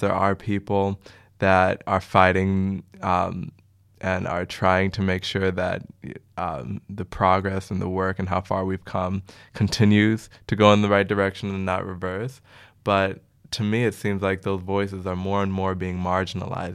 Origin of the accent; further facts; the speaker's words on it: Chicago, Illinois, United States; moved away as an adult; now in Amsterdam, Netherlands; I hail from Chicago, the windy city